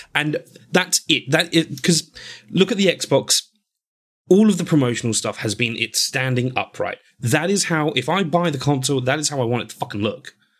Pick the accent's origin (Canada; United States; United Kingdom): United Kingdom; England; I'm white. I'm English.